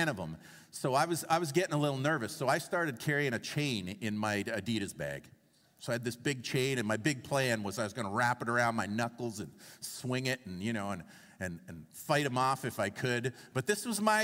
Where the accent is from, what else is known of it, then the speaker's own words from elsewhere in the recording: Toronto, Ontario, Canada; I grew up in Toronto in my teenage years, and I went to Northern Secondary School